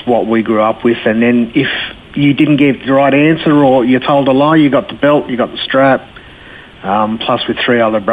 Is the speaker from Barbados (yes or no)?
no; Sydney, New South Wales, Australia; I grew up in Bankstown, Western Sydney